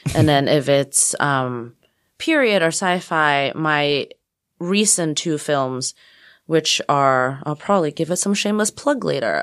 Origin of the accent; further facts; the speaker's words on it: Hong Kong; moved away; also born or lived in Texas; I grew up mostly in Hong Kong before the handover